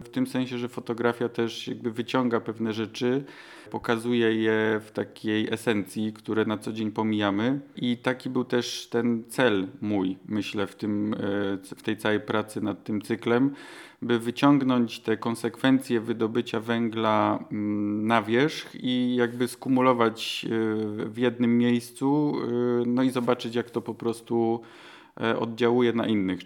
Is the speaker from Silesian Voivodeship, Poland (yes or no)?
yes; Silesian Voivodeship, Poland; mieszkałem, urodziłem się na Górnym Śląsku, potem chwilę mnie nie było w okresie studiów i, i, pierwszych prac związanych z fotografią i w 2010 roku wróciłem